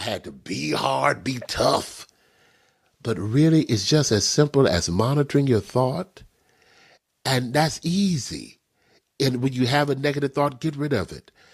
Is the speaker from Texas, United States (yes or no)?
yes; Texas, United States; I grew up in Texas.